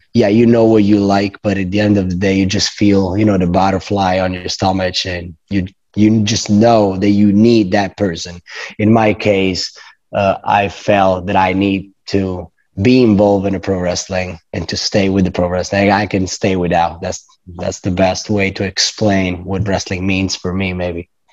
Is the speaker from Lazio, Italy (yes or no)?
yes; Rome, Lazio, Italy; English is a second language; I come from Rome, Italy, born and raised